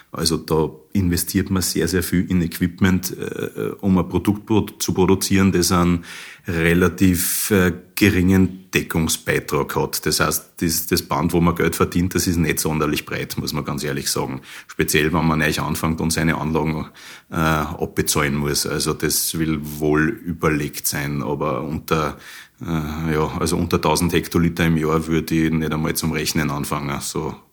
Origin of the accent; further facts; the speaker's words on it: Linz, Upper Austria, Austria; moved away as an adult; now in Germany; ich finde, es ist höchste Zeit, dass, dass, dass Linz wieder ihr eigenes Bier kriegt. Ich selber bin ein Linzer, ich bin vor 20 Jahren ausgezogen, um das Bierbrauen zu lernen, Richtung Weinstefan, Bayern.